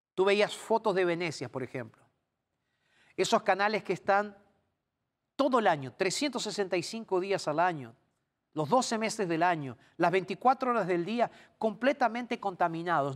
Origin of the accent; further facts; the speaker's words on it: Argentina; en mi país, en Argentina, yo tomé la comunión